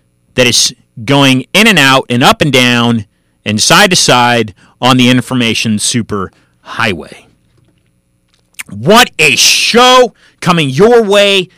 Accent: San Francisco, California, United States; moved away as an adult; now in Miami, United States; I come from California. We've been in San Francisco for over 100 years. I've been in Miami now for about 5.

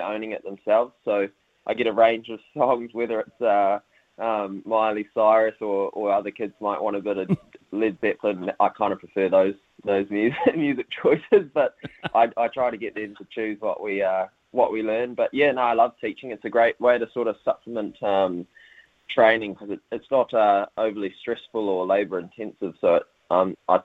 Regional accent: Whanganui, Manawatū-Whanganui, New Zealand; also born or lived in Wellington, New Zealand; now in Cambridge, New Zealand; I hail from Whanganui

